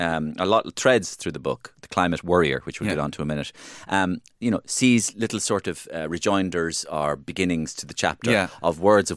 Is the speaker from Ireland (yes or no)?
yes; Ireland; We're Irish.